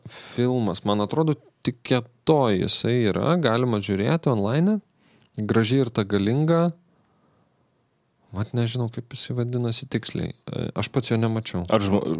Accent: Lithuania; mes iš Lietuvos

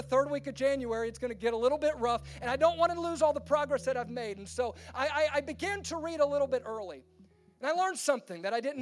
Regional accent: Baton Rouge, Louisiana, United States; I'm from Baton Rouge, Louisiana, and my family had this tradition

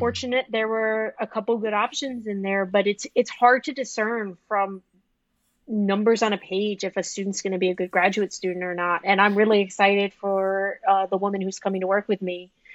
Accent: the South, United States; moved away as an adult; now in Iowa, United States; I'm from the South. I've never lived in snow.

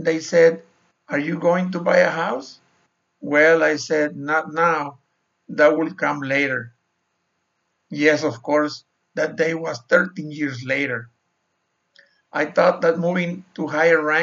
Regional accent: Mexico; moved away as an adult; also born or lived in Sonora, Mexico / Arizona, United States; I was born and raised in Mexico.

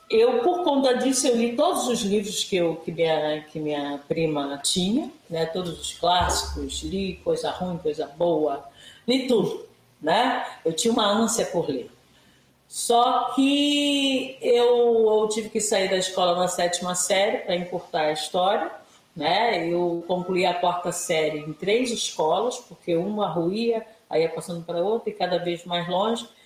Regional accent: Rio de Janeiro, Brazil; also born or lived in Paraty, Rio de Janeiro; do Quilombo Campinho da Independência, município de Paraty, estado do Rio de Janeiro, né? Essa é a minha origem, né? Nasci no Quilombo. É, no ano, segundo a minha RG, 1959

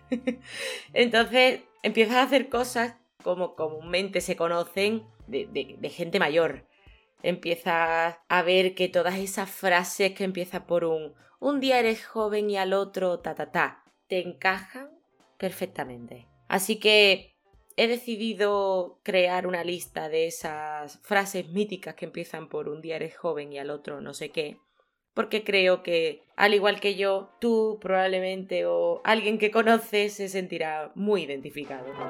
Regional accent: Seville, Andalusia, Spain; yo soy de aquí, de Sevilla, en Andalucía, en España.

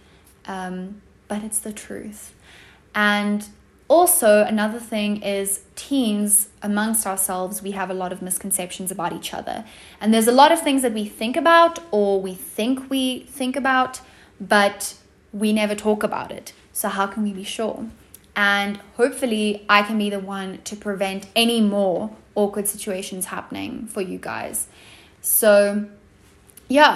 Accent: South Africa; accent: South African; I'm 16 and I live in South Africa, as you probably can have deduced from my accent.

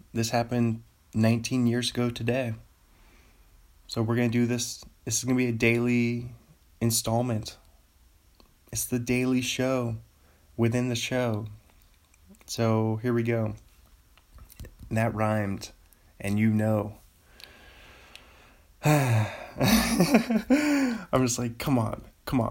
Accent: Seattle, Washington, United States; Seattle Mariners. My hometown team

